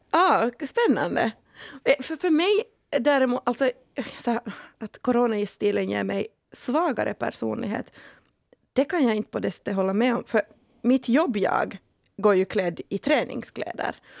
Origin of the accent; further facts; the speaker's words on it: Finland; jag har bara bastu sedan jag var liten, äkta finne liksom